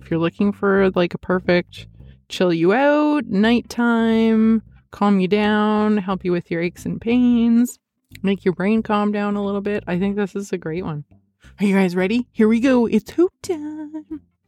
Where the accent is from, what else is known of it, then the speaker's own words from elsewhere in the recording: Canada; I'm Canadian